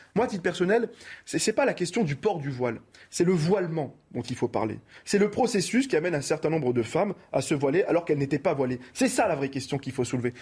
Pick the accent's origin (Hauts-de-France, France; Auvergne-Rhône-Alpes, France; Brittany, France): Hauts-de-France, France; Roubaix; je viens de Roubaix